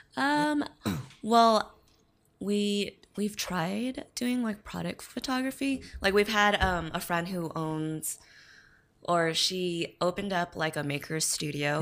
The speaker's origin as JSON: {"language": "English", "town": "Redlands", "region": "California", "country": "United States", "tie": "born or raised there", "also_born_or_lived": "Texas", "lives_now": "Loma Linda, United States", "said": "I live in Loma Linda. Grew up in Redlands, though"}